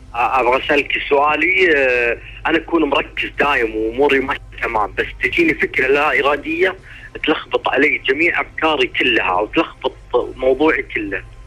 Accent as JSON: {"language": "Arabic", "region": "Upper Egypt", "country": "Egypt", "moved": "as an adult", "lives_now": "Saudi Arabia", "said": "وعندنا في الصعيد"}